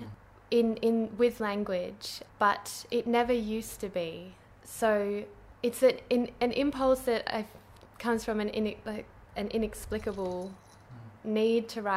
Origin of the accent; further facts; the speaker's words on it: Kalamunda, Western Australia, Australia; I grew up in Kalamunda